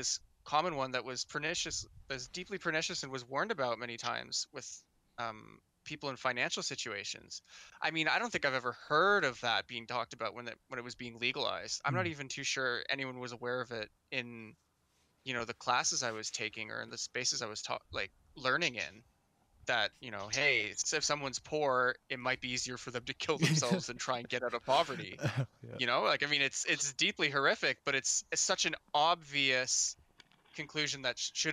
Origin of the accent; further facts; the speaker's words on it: Canada; I live in Canada